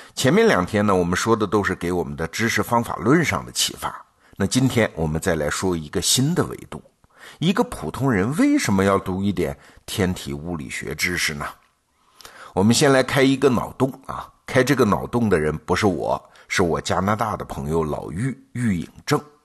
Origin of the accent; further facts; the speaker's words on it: China; 我们中国人